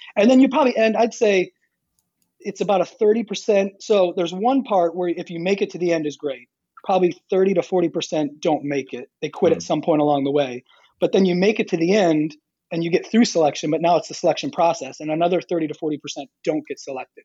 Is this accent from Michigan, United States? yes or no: yes; Michigan, United States; moved away as an adult; now in Apex, United States; grew up in Michigan, so um, from Michigan, I guess I can still say that.